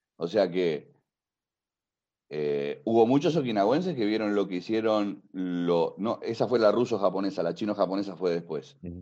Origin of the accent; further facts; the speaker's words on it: Spain; Y te lo digo como español